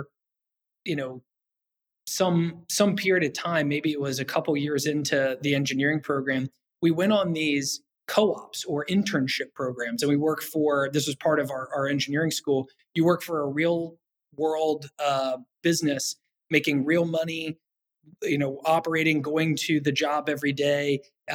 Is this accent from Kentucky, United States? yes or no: yes; Kentucky, United States; I'm from Kentucky originally. I grew up on top of a big hill